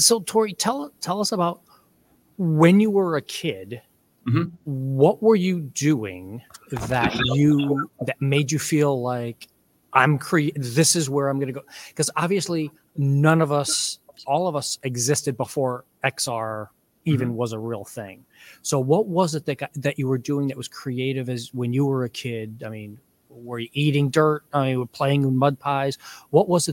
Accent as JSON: {"language": "English", "town": "Detroit", "region": "Michigan", "country": "United States", "tie": "born or raised there", "said": "I grew up in Detroit"}